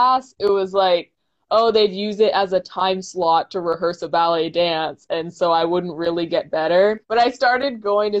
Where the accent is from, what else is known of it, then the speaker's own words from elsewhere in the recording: New Hampshire, United States; I grew up in New Hampshire